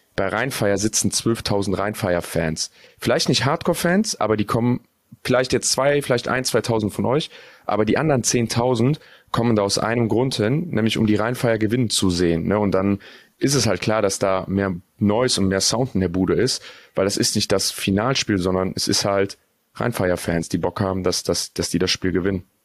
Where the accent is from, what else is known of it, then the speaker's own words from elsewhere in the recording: North Rhine-Westphalia, Germany; ich komme aus NRW